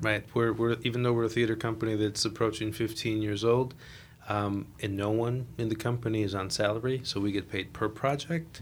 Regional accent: Chicago, Illinois, United States; I am uh, Puerto Rican, born and raised in La Villita

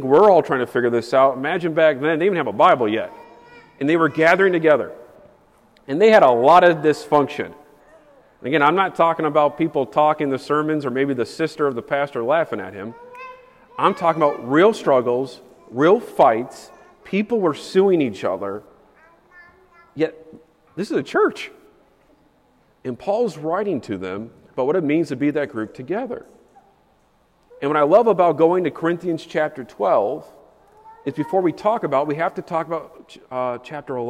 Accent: Chicago, Illinois, United States; As a Chicagoan

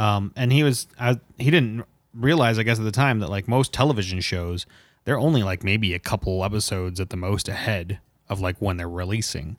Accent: Indiana, United States; we're from Indiana

